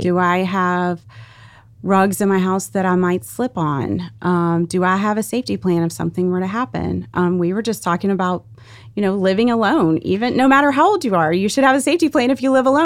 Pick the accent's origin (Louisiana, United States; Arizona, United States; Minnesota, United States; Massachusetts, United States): Louisiana, United States; South; I grew up in South Louisiana